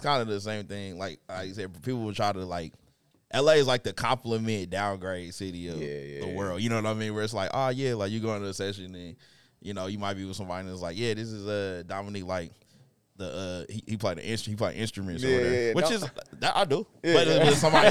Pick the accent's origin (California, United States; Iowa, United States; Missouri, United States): Missouri, United States; Kansas City; I'm from Kansas City